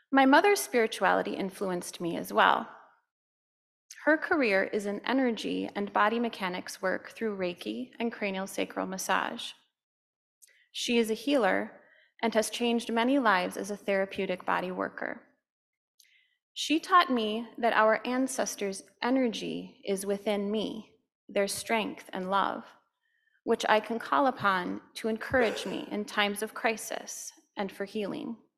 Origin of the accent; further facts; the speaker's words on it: Stillwater, United States; We grew up in Stillwater, where I still reside today.